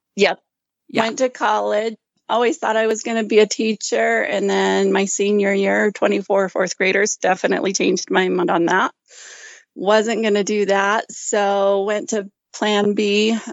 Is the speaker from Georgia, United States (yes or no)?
no; Ashton, Idaho, United States; now in Gooding, United States; I was raised in Ashton, Idaho